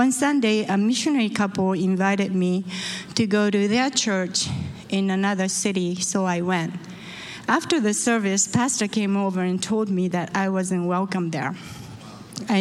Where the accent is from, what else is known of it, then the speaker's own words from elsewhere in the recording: Osaka, Japan; moved away; I was born in Osaka, Japan.